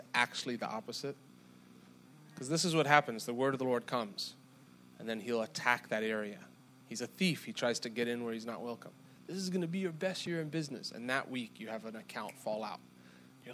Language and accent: English; South Africa; moved away; I'm from South Africa